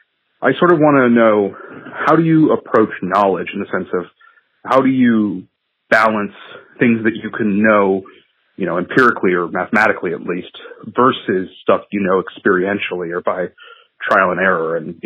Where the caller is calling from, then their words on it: Connecticut, United States; from Connecticut.